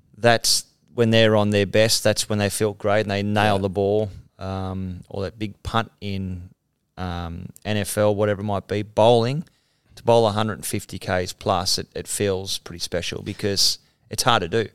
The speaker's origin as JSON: {"language": "English", "town": "Mount Warrigal", "region": "New South Wales", "country": "Australia", "said": "I'm a guy from Mount Warrigal"}